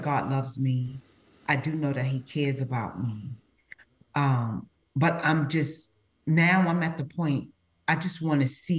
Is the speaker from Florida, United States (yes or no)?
no; New York City, New York, United States; growing up in Brooklyn